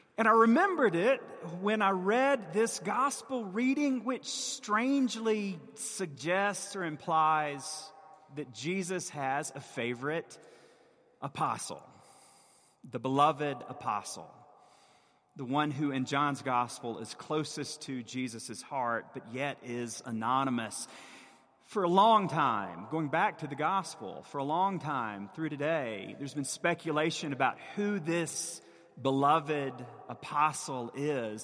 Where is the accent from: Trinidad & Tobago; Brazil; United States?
United States; the American South; As a Southerner and a child of the Bible Belt